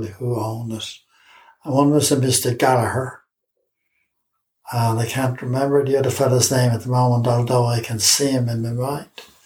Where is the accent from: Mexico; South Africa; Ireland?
Ireland; Dublin, Leinster; also born or lived in Finglas, Dublin; I grew up in Drumcondra